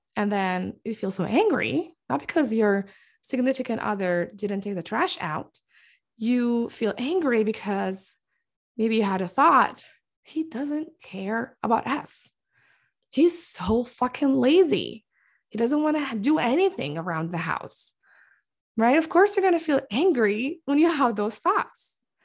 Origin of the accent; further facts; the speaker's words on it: Bethlehem, West Bank, Palestine; now in Michigan, United States; we got married in Palestine, specifically in Bethlehem, the city where I was born and raised